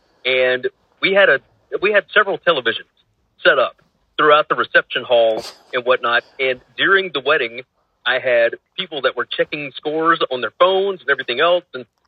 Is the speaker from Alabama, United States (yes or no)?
yes; Tuscaloosa, Alabama, United States; moved away; I grew up in Tuscaloosa in my younger years.